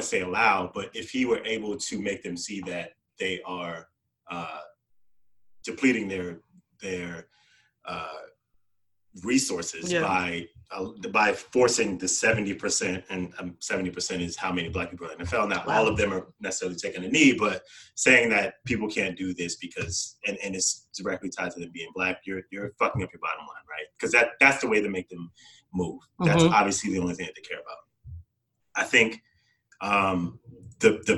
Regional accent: New York City, New York, United States; I grew up in New York City

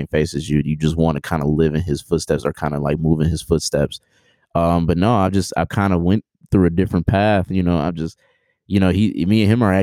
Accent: Oak Park, Michigan, United States; also born or lived in Detroit; I'm from Detroit, born and raised, grew up. I actually grew up in Oak Park, which is a suburb around Detroit.

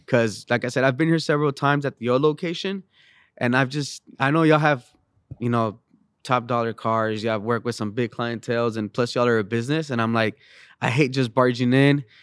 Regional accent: San Luis Potosí, Mexico; now in San Antonio, United States; I'm originally from Mexico, San Luis Potosi, Mexico

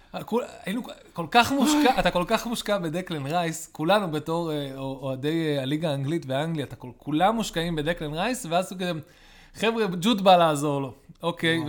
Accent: Israel; גדלנו בארץ ישראל

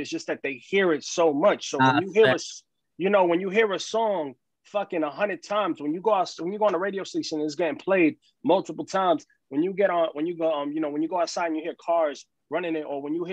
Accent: New York City, New York, United States; I'm an artist from New York City.

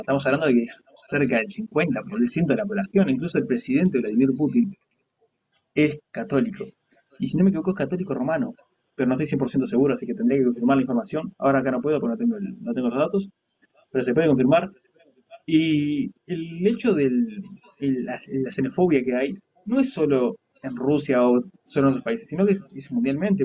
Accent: Uruguay; en Uruguay somos súper racistas

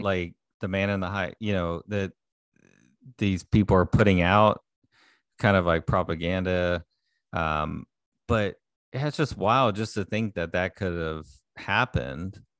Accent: Houston, Texas, United States; growing up in Houston area

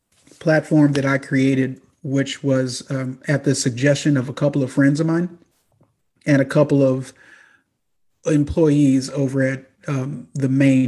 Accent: Southern United States, United States; So I'm a kid from the South that's not even accustomed to living at this close proximity.

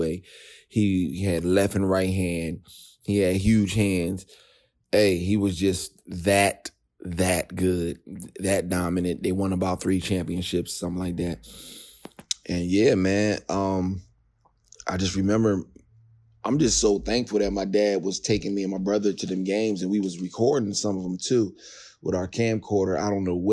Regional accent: Philadelphia, Pennsylvania, United States; I grew up in Philly, born and raised

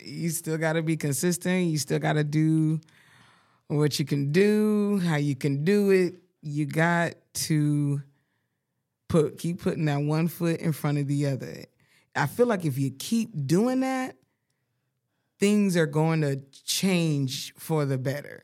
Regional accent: Colorado Springs, Colorado, United States; I grew up in Colorado.

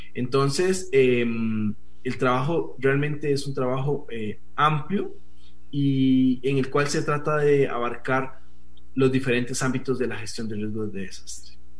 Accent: Costa Rica; also born or lived in Colombia; los costarricenses en nuestro, en nuestro país

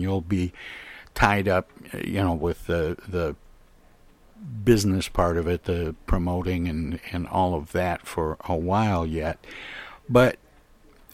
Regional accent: Flint, Michigan, United States; also born or lived in Los Angeles; I was born and raised in Flint, Michigan

